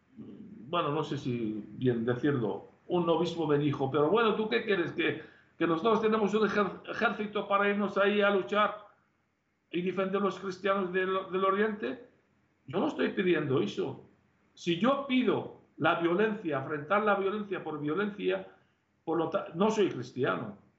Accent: Tel Keppe, Nineveh, Iraq; now in Spain; en mi pueblo mismo, Teleskev destruyó todo el pueblo, mató casi 70 personas de mi propia familia

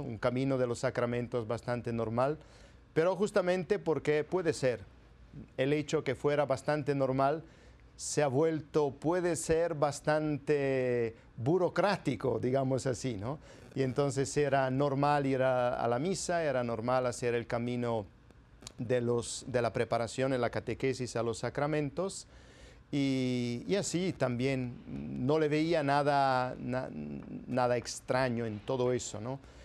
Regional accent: province of Bergamo, Lombardy, Italy; Spanish is a second language; moved away as an adult; now in Peru; yo soy italiano y nací ahora ya hace 51 años en el norte de Italia, en la provincia y diócesis de Bérgamo

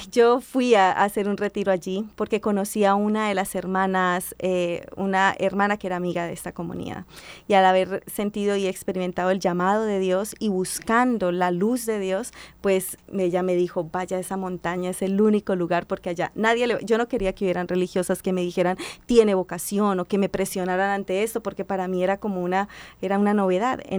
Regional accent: Bucaramanga, Santander, Colombia; yo soy de Bucaramanga.

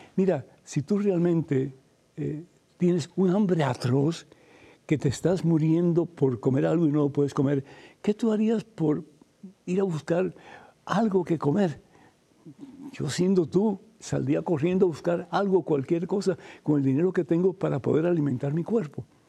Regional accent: Cuba; moved away; en mi juventud, en mi niñez, cuando estaba en Cuba

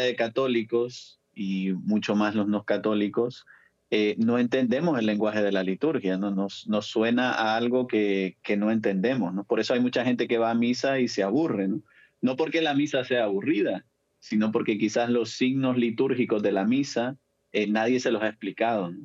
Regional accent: El Salvador; yo soy salvadoreño

